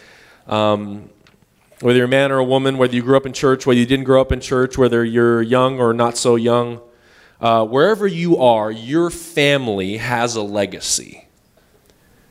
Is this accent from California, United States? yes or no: yes; Northern California, United States; We're from Northern California